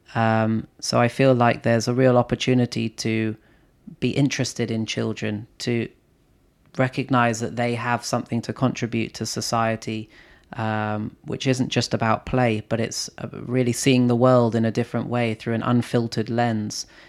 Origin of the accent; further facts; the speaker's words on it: London, United Kingdom; I grew up in London